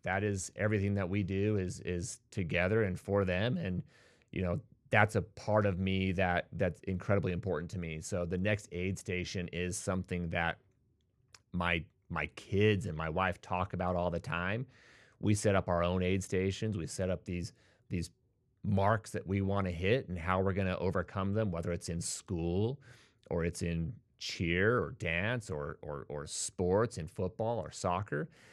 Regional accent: Bountiful, Utah, United States; I was born and raised in Utah

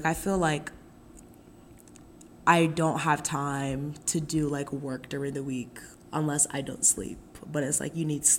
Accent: Nigeria; because I think, like, being Nigerian is, like, very, like, I would not be who I would, like, who I am without being Nigerian.

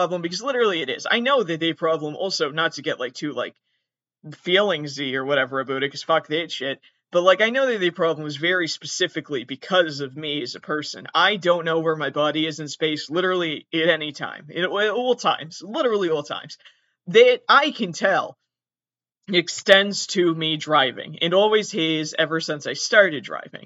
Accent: southern Massachusetts, United States; I'm very specifically from southern Massachusetts

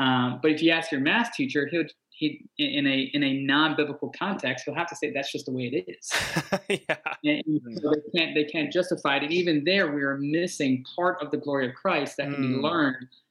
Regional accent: Bermuda; I was born and raised in Bermuda

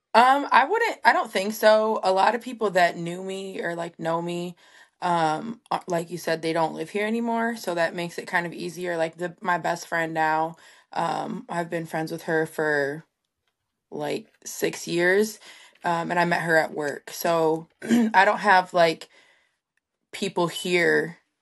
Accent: Three Rivers, Michigan, United States; also born or lived in Kalamazoo, Michigan; my hometown, Three Rivers

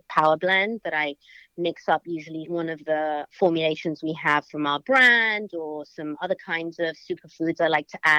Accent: London, United Kingdom; moved away as an adult; now in United States; I was brought up in London and grew up in the 80s in London

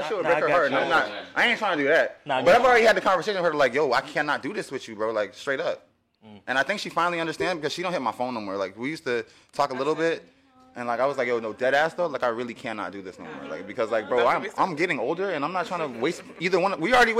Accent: Florida, United States; I will tell the full truth. I am from Broward County.

